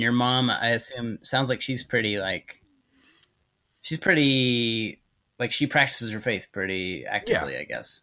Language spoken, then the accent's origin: English; Texas, United States; accent: Texas drawl; I grew up in Texas, so I can do like the Texas draw